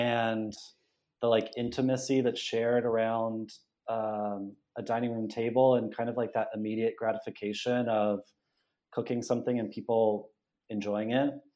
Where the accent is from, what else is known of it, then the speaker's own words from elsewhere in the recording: Los Banos, California, United States; moved away as an adult; now in Buenos Aires, Argentina; I'm from California. I grew up in the Central Valley in the San Joaquin Valley